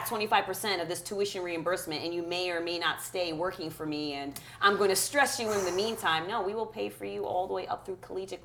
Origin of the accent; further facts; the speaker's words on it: Stamford, Connecticut, United States; English is a second language; also born or lived in Berlin, Germany; I grew up in Stanford when we immigrated here